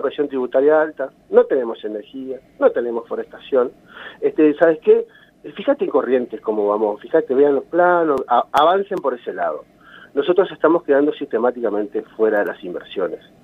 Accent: Concepción de la Sierra, Misiones, Argentina; yo me crié en San Isidro, que es la zona rural de Concepción

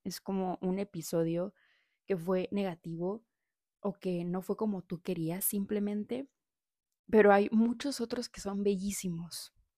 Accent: Saltillo, Coahuila, Mexico; moved away as an adult; now in Puebla, Mexico; vengo de Saltillo

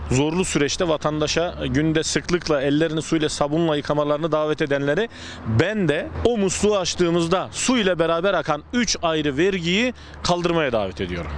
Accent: Sivas Province, Turkey; benim de memleketim olan e, bir Sivas türküsüdür

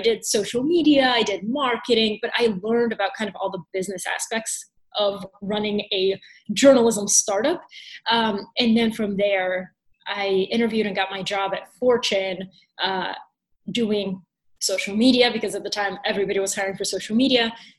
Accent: Atlanta, Georgia, United States; also born or lived in Bulgaria; So very quickly, I was born in Bulgaria. And in 1999, my dad won a green card to come to the United States. So we moved, of all places, to Atlanta, Georgia.

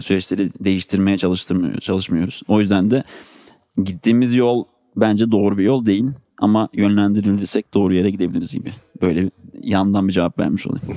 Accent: Ankara, Turkey; Ankaralıyım. 91 yılında Ankara'da doğdum

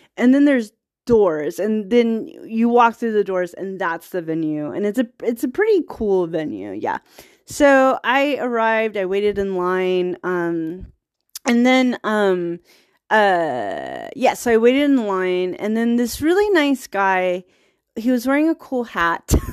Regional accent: Virginia, United States; now in Bay Area, United States; I'm from Virginia.

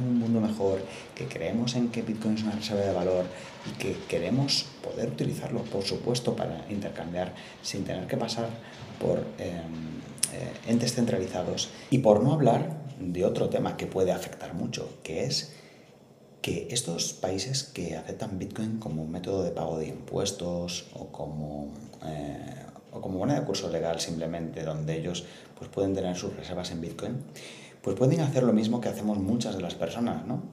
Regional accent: northern Spain, Spain; moved away; also born or lived in Spanish Mediterranean coast; el norte de España de donde soy originario

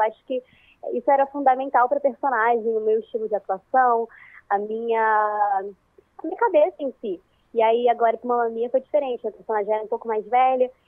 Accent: Rio de Janeiro, Brazil; E eu sou do Rio de Janeiro, capital. Então, assim, eu tive que mudar o meu sotaque.

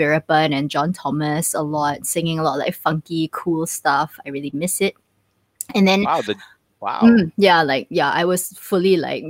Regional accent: Kuala Lumpur, Malaysia; moved away as an adult; also born or lived in Malacca / United States; now in Singapore; So I grew up in KL. My parents are from Malacca. So it's like the chitty is like a Malacca thing, like Malacca chitties. Yeah, but I'm born and bred Kuala Lumpur. My parents live in Tamantun. My whole family is still there.

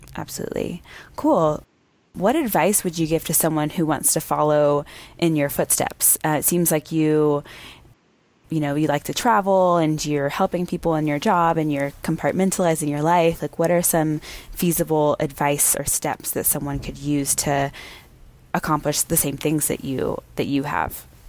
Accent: Texas, United States; I grew up in Texas

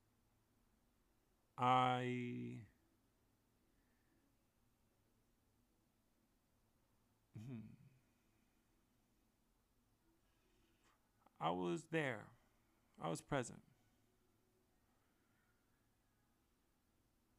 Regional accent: San Francisco, California, United States; being in my hometown at Golden Gate Park

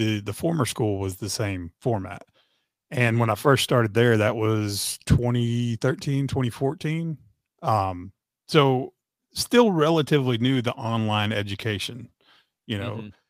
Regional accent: Tennessee, United States; also born or lived in Texas; I was born in Texas and raised in Tennessee. You know, we moved to Tennessee when I was in fifth grade

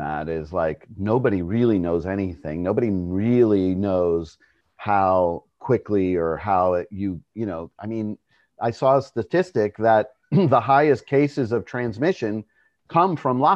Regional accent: New York, United States; I was born in New York

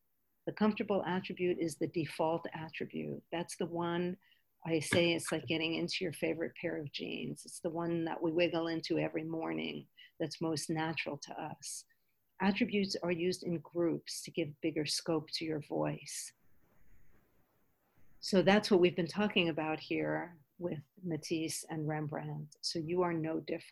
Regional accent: New York, United States; When I was a child, growing up in New York

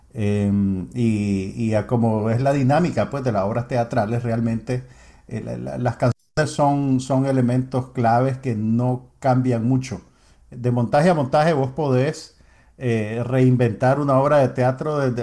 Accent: Nicaragua

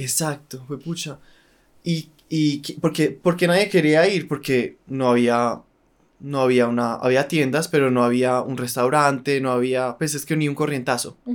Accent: Colombia; moved away as an adult; uno como colombiano

